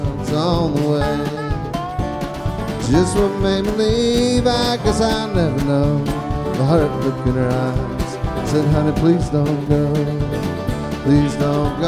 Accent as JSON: {"language": "English", "town": "Houston", "region": "Texas", "country": "United States", "tie": "born or raised there", "also_born_or_lived": "Austin, Texas", "said": "I grew up in Houston, Texas, and I went to Texas A&M University"}